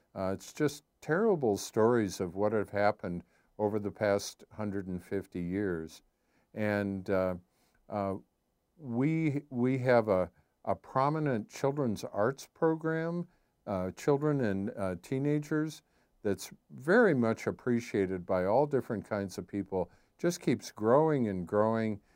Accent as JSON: {"language": "English", "town": "Sioux City", "region": "Iowa", "country": "United States", "tie": "born or raised there", "said": "growing up in Sioux City, Iowa, everybody went to church"}